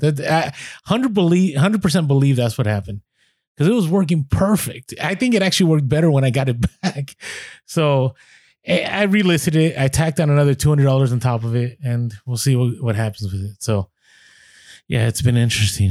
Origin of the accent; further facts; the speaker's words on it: San Francisco, California, United States; I grew up in the city, I grew up in San Francisco